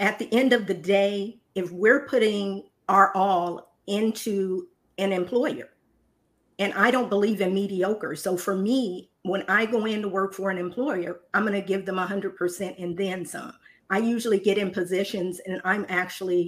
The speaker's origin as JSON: {"language": "English", "region": "Indiana", "country": "United States", "moved": "yes", "lives_now": "Dallas, United States", "said": "I'm originally from Indiana, but I now reside in Dallas, Texas"}